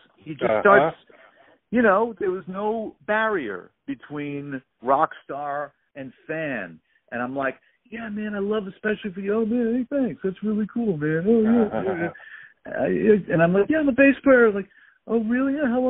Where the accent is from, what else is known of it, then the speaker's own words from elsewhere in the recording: New York City, New York, United States; Growing up in Brooklyn, awkward kid obsessed with music.